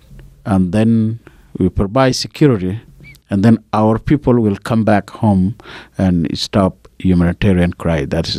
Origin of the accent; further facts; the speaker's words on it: Unity, South Sudan; So the oil comes from Afrinal region, where I come from. Also, my county, where I come from Lungshu County, it has oil, many oil well.